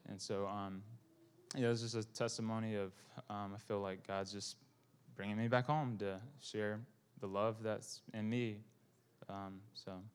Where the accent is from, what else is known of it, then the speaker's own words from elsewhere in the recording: Bible Belt, the South, United States; I'm Vietnamese American